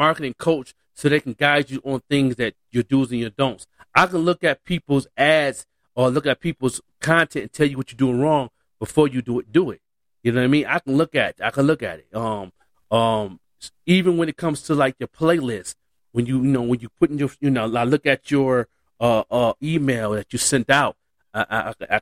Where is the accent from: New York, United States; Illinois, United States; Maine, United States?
New York, United States; Buffalo; now in Albuquerque, United States; I'm an artist from Buffalo, born and raised